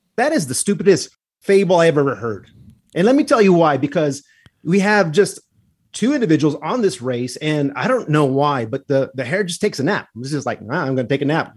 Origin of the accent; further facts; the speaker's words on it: the Southwest, New Mexico, United States; I am from the Southwest. I like where I was raised.